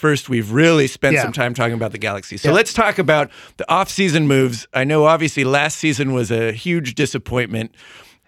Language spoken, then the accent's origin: English; Southern California, United States; We're from Southern California